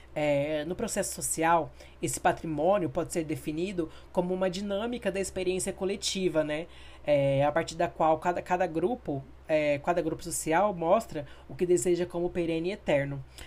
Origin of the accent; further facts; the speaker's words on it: Campo Grande, Mato Grosso do Sul, Brazil; sou natural de Campo Grande